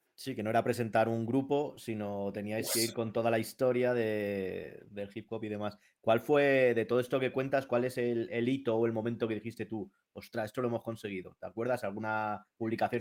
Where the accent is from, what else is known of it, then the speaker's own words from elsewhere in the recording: Madrid, Community of Madrid, Spain; yo también soy de Madrid